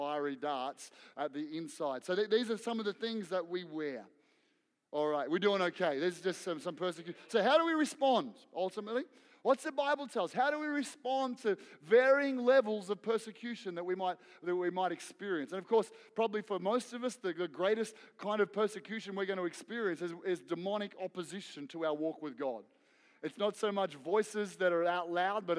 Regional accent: Victoria, Australia; moved away; also born or lived in Queensland; I grew up in Victoria playing AFL footy. I moved to Queensland, played league. I went back to Victoria, played AFL footy.

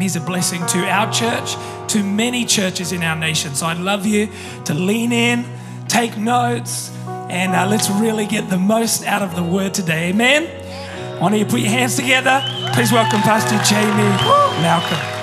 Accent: New Zealand; moved away; when I was growing up in New Zealand

